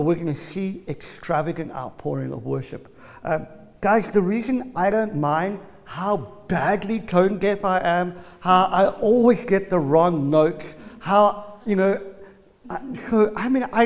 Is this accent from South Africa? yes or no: yes; South Africa; I'm South African